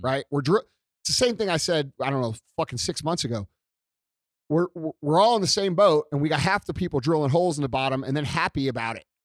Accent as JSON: {"language": "English", "town": "St. Louis", "region": "Missouri", "country": "United States", "said": "being from Saint Louis"}